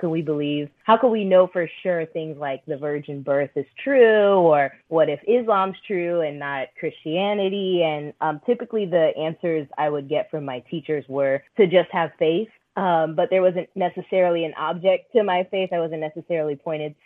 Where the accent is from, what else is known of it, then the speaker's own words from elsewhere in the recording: Orlando, Florida, United States; also born or lived in Philippines; now in Tampa, United States; I grew up in Orlando.